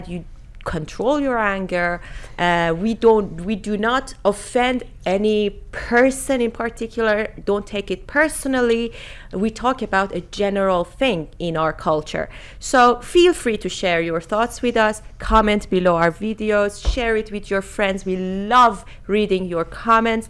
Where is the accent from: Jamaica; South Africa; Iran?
Iran; English is a second language; also born or lived in Germany; now in United Kingdom; I was born in Iran. I lived in different countries like Germany, and now I have I'm living in the UK